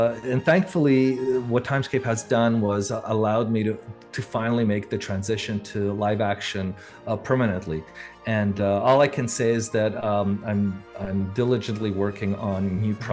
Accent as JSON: {"language": "English", "town": "Montreal", "region": "Quebec", "country": "Canada", "tie": "born or raised there", "moved": "as an adult", "lives_now": "California, United States", "said": "especially in my hometown, because I grew up in Canada and then in Montreal"}